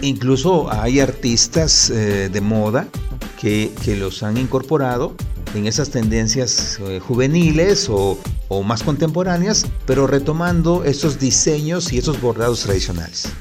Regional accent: Oaxaca, Mexico; como oaxaqueños y con esta amplia cultura gastronómica que tenemos

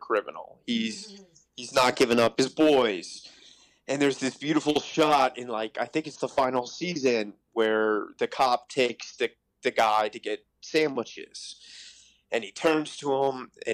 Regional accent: Virginia, United States; moved away as an adult; also born or lived in New York; so I grew up in Virginia, and I moved to NYU

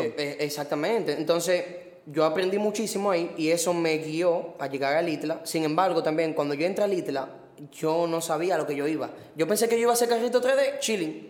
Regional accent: Los Tres Brazos, Distrito Nacional, Dominican Republic; yo vengo de Cantalajana. ¿Qué? Los tres brazos. Y vivo ahí todavía.

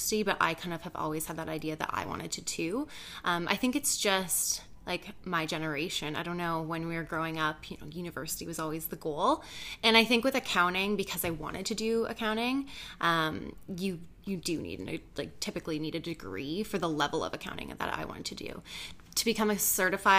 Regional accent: Belleville, Ontario, Canada; also born or lived in Ottawa; now in Toronto, Canada; I was actually born in Ottawa, but I grew up in Belleville, Ontario

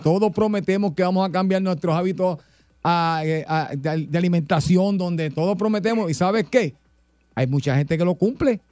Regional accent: Puerto Rico; como buen puertorriqueño

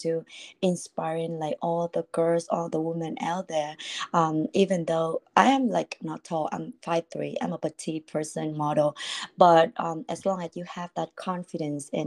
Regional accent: Vietnam; English is a second language; moved away as an adult; now in United States; I born and raised in Vietnam, and I was 19 years old when I moved to the US

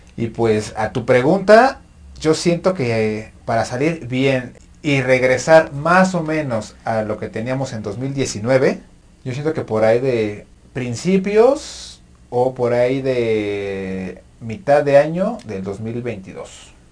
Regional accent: Mexico

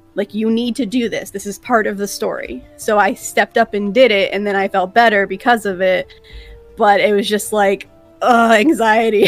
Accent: South Florida, United States; now in Tampa, United States; we grew up in South Florida

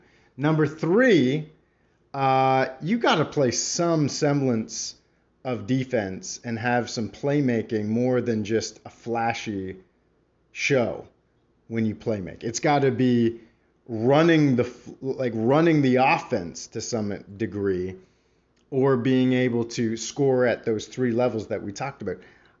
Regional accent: Mississauga, Ontario, Canada; Mississauga's own Dylan Brooks, repping the city, at least my hometown

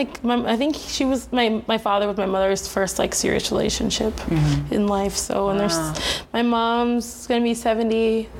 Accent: Palm Beach, Florida, United States; I also identify as like Southern, like I'm Southern Florida, like I'm from South Florida, but like I grew up in Palm Beach. It's a little different from like Miami.

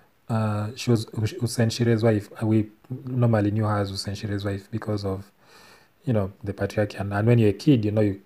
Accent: Tororo, Eastern Region, Uganda; I grew up in Tororo

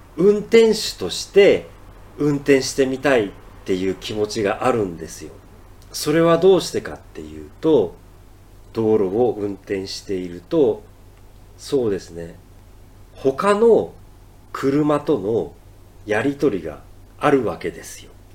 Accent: Ehime, Japan; now in Tokyo, Japan; 僕の実家の愛媛

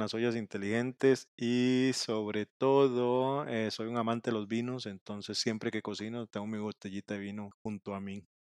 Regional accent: Costa Rica; also born or lived in Mexico; soy de Costa Rica

